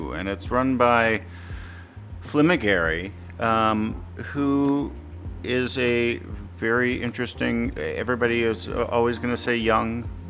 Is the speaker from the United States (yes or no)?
no; Canada; He's Canadian, though. I'm Canadian.